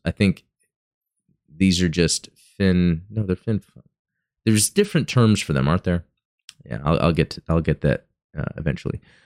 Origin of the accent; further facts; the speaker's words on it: Dallas–Fort Worth area, Texas, United States; I'm from Texas and, um, you know, growing up, uh, here where I have in the D F W area